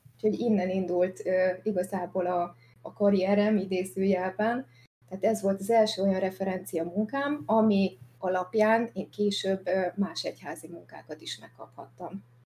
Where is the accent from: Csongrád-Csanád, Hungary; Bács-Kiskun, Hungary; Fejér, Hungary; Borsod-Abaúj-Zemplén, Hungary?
Borsod-Abaúj-Zemplén, Hungary; Szikszó; a szülővárosomban Szikszón